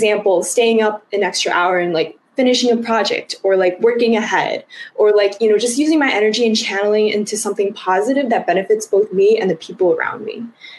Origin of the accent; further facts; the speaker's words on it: United States; specifically talking about the Chinese American experience, because I'm Chinese American